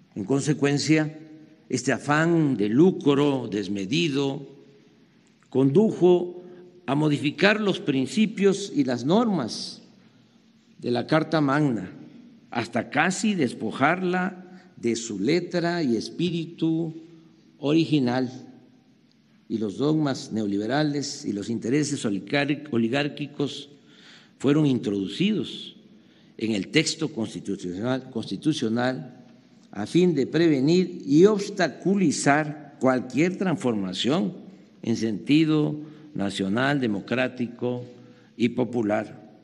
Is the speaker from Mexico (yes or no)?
yes; Mexico; Yo digo como mexicano